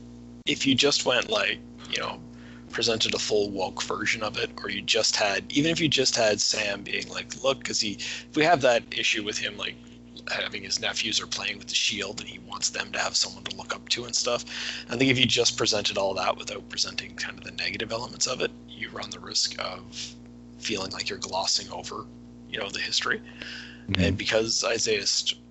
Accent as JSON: {"language": "English", "country": "Canada", "said": "I'm Canadian"}